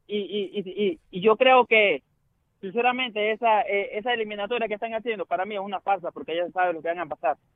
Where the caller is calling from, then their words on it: Atlanta, Georgia, United States; De aquí, Atlanta, Georgia.